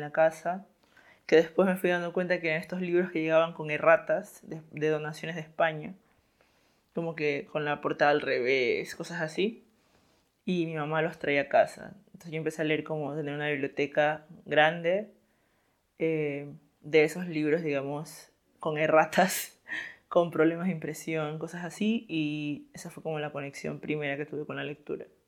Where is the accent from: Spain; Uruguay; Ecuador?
Ecuador; Esmeraldas; yo soy de Esmeraldas, de una ciudad como fronteriza con Colombia